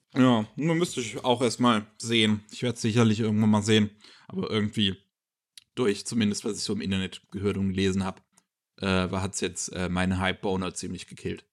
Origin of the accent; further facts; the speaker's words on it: Germany; bei uns in Deutschland